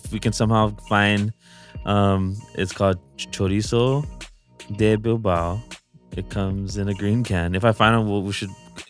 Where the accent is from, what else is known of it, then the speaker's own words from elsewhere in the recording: Hilo, Hawaii, United States; moved away; I remember growing up in Hawaii